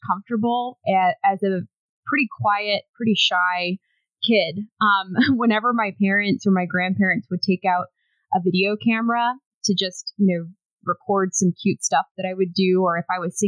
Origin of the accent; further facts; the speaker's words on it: Kansas City, Missouri, United States; moved away as an adult; also born or lived in Springfield, Missouri / San Antonio, Texas / Austin, Texas; I grew up in the Kansas City area, so I was born in Springfield, Missouri, but my parents moved when I was a baby to the Kansas City area